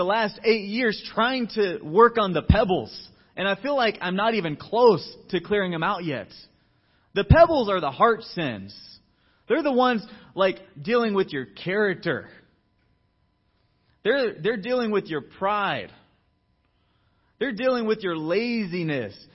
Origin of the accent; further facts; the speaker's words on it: Georgia, United States; moved away as an adult; I was brought up in Georgia. I went to high school and college out there